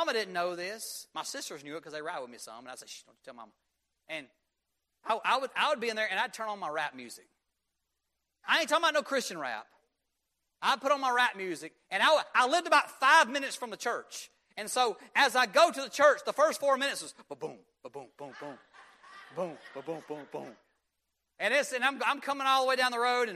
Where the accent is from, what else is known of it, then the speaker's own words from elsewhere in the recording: Union, United States; we were growing up in Union, we were small town boy